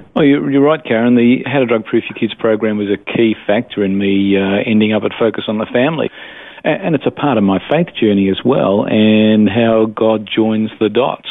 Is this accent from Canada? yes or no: no; Melbourne, Victoria, Australia; also born or lived in Adelaide Hills; born and bred Melbourne. Uh, this is where I, I grew up.